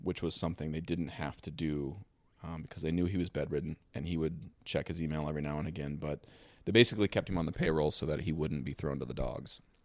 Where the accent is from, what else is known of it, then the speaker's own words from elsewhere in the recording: Dover, Ohio, United States; moved away; I was from Dover, Ohio